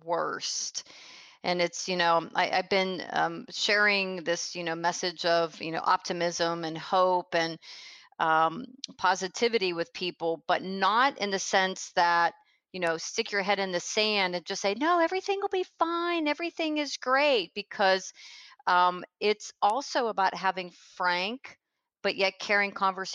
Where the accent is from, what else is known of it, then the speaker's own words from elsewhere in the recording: Pennsylvania, United States; now in Tampa, United States; I was from Pennsylvania, I now live in Tampa, Florida